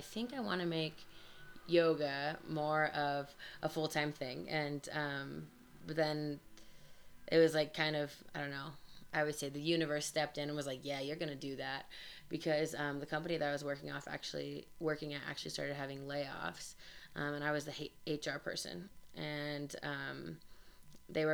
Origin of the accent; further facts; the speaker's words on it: Denver, Colorado, United States; also born or lived in Grand Junction, Colorado; I am from Denver, but I moved and had lived in Grand Junction for 7 years, and I moved back to Denver